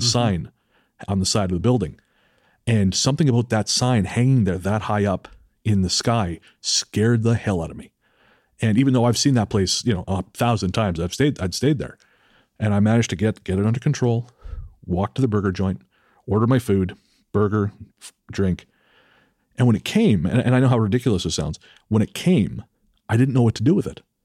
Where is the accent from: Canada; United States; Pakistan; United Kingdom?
Canada; British Columbia; it's my hometown